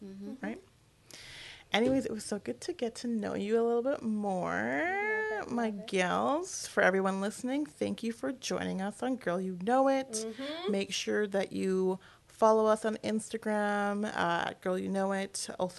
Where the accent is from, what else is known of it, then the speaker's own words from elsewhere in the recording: Vancouver, British Columbia, Canada; because I grew up here in Vancouver. There were, like, a couple of, like, racialized families. I grew up in a co-op as well.